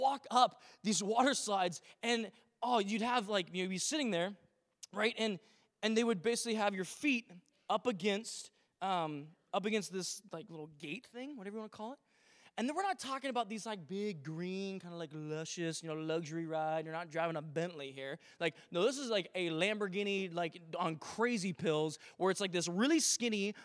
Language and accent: English; Vancouver, Washington, United States; now in Victoria, Canada; growing up in Vancouver, Washington, which is just a little north of Portland, Oregon